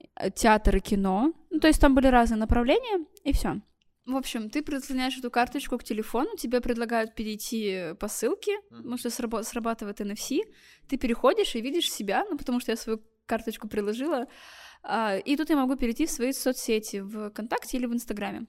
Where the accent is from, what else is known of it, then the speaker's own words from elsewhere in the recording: Blagoveshchensk, Amur Oblast, Russia; я из Амурской области, э, город Благовещенск